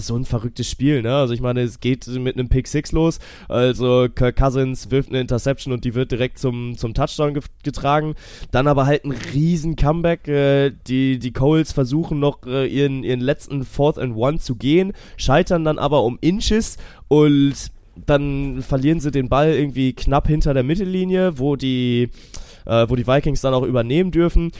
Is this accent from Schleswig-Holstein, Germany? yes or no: yes; Kiel, Schleswig-Holstein, Germany; bin ja Kieler Jung